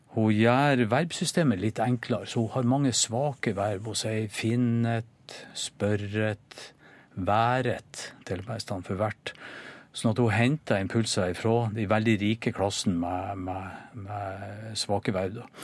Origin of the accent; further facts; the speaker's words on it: Norway; som nordmann